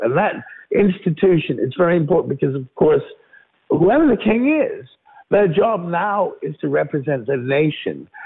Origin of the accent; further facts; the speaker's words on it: United Kingdom; also born or lived in London; this is our country, this is our king